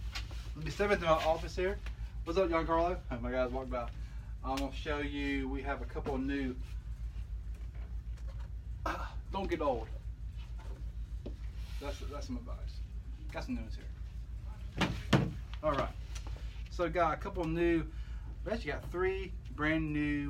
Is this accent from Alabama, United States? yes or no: yes; Alabama, United States; I'm just from Alabama